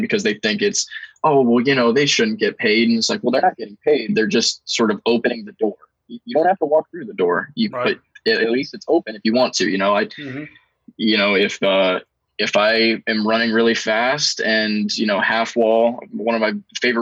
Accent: Ohio, United States; moved away; I'm from Ohio

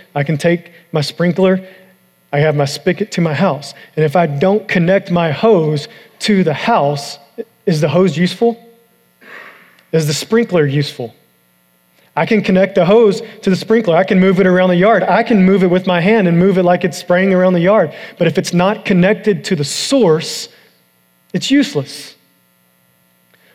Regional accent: United States; I'm American

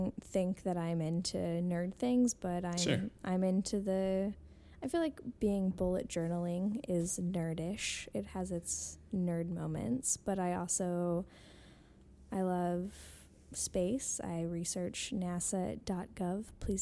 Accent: Utah, United States; also born or lived in Oregon; now in New York City, United States; I grew up in Utah. Well, I was born in Utah. I grew up in Oregon. My formative days were in Utah

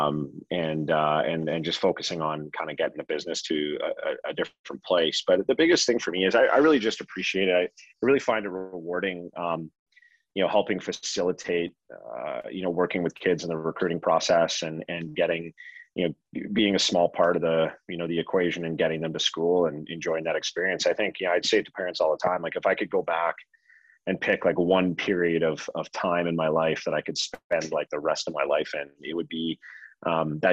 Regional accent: Calgary, Alberta, Canada; Calgary. It's my hometown

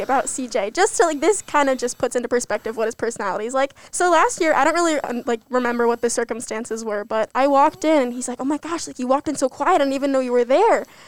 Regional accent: Connecticut, United States; moved away; I'm from Connecticut

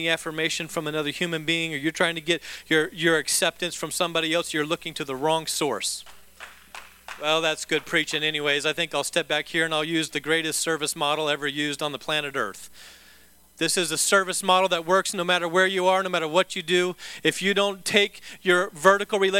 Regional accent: the South, United States; I'm from the South. Whenever I say guitar, it kind of comes out guitar.

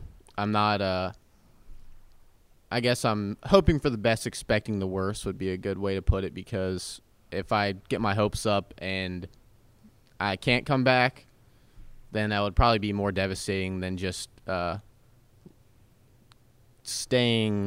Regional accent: Pennsylvania, United States; moved away as an adult; now in Clarksville, United States; I'm obviously not from around here. I'm from Pennsylvania.

